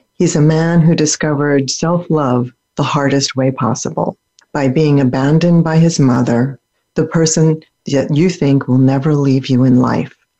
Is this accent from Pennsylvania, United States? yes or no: yes; Pennsylvania, United States; also born or lived in Germany; one state away from where I grew up in Pennsylvania